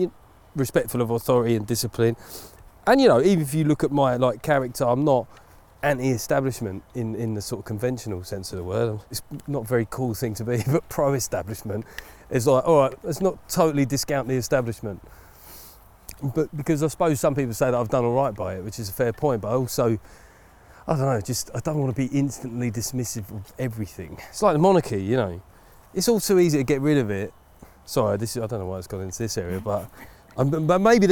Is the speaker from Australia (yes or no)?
no; Essex, East of England, United Kingdom; I come from Essex